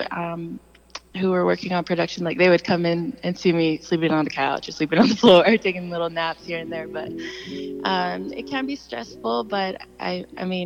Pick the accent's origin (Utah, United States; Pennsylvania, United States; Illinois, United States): Utah, United States; Salt Lake City; also born or lived in Los Angeles; I definitely am proud to represent my hometown